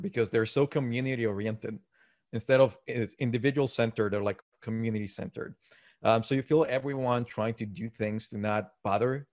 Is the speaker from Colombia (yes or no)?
yes; Medellín, Antioquia, Colombia; also born or lived in Tokyo, Japan; now in Montreal, Canada; I'm originally from South America, so that's somewhere else that I go to, Medellin, Colombia.